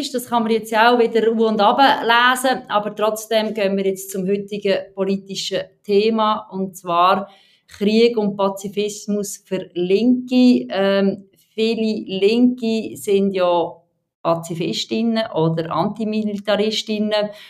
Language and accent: German; Aarau, Aargau, Switzerland; Nein, ich komme aus dem Stock äh, protestantischen Aarau.